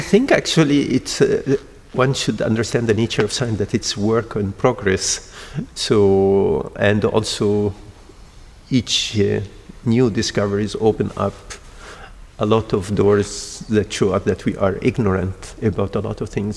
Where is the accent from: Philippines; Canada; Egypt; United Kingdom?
Egypt; also born or lived in Denmark / United States / Australia; now in Porto, Portugal; I'm originally from Egypt, but I'm trained in Denmark and I worked in the United States and in Australia.